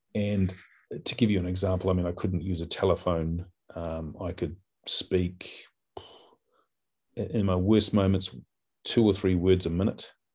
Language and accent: English; Auckland, New Zealand; I grew up in West Auckland in a place called Sunnyvale